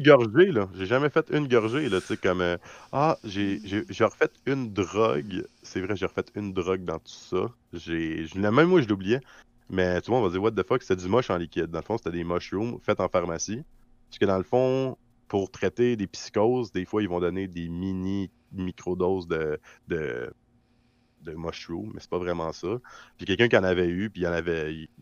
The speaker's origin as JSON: {"language": "French", "region": "Quebec", "country": "Canada", "said": "ma vraie place en tant que Québécois"}